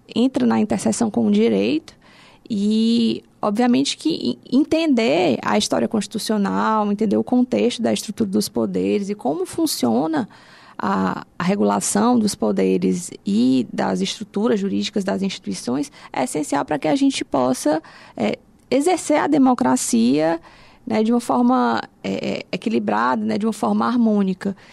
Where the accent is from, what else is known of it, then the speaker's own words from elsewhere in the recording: Fortaleza, Ceará, Brazil; sou de Fortaleza mesmo. É, a minha família também, toda aqui